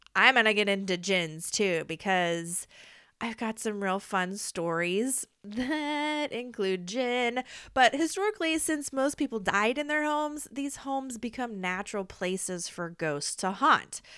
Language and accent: English; Midwest, United States; I'm from the Midwest